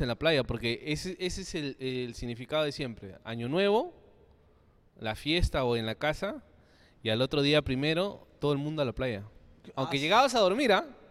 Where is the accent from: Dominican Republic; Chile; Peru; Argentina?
Peru; Chincha Alta, Ica; yo soy del sur, soy de Chincha.